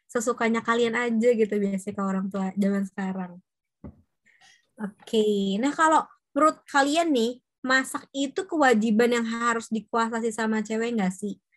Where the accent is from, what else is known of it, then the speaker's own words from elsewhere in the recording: Java, Indonesia; Jadi kan gue orang Jawa nih, Jawa Tulen gitu kan.